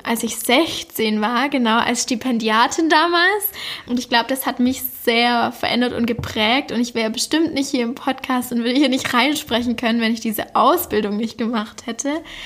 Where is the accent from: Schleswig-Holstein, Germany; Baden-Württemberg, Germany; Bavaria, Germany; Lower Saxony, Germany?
Baden-Württemberg, Germany; Backnang; moved away; in meiner Heimatstadt Backnang aufgenommen. Backnang liegt in der Nähe von Stuttgart und somit im Schworbeländle